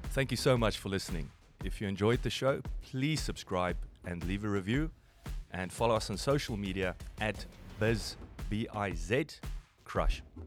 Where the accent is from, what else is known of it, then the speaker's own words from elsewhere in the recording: Free State, South Africa; I grew up in the Free State